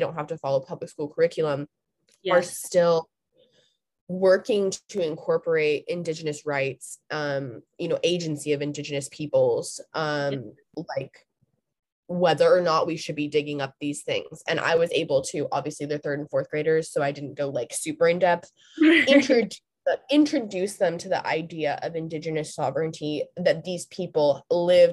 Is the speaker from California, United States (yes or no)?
yes; Santa Barbara, California, United States; I grew up in Santa Barbara, Ventura area